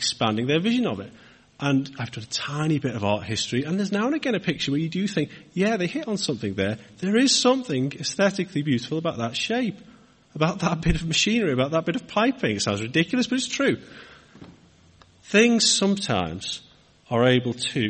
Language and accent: English; Wirral, North West England, United Kingdom; moved away as an adult; now in Hartford, Cheshire, United Kingdom; I'm from Wirral myself, and the kind of north, the bit next to Liverpool